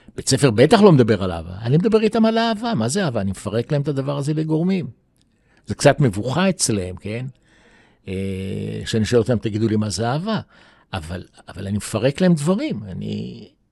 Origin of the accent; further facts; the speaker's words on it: Jerusalem, Jerusalem District, Israel; also born or lived in New York; נולדתי בירושלים, 47, בית חולים שערי צדק